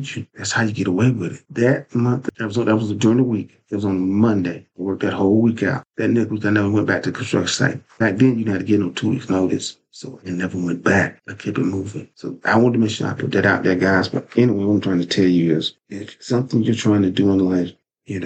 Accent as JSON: {"language": "English", "town": "Lewisburg", "country": "United States", "tie": "born or raised there", "also_born_or_lived": "Durham", "said": "going back to my hometown of Lewisburg because I was working in Durham"}